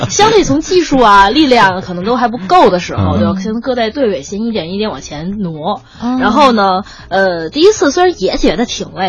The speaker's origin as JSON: {"language": "Chinese", "region": "Beijing", "country": "China", "tie": "born or raised there", "said": "我因为我是土生土长的北京孩子，"}